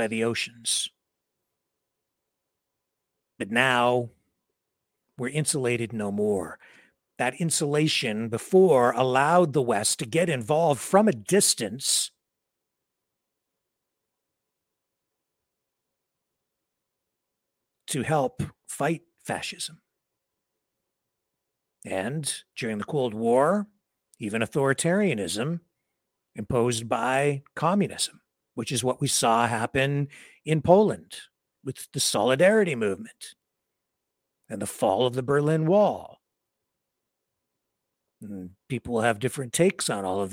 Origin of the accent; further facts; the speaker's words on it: London, Ontario, Canada; my hometown of London, Ontario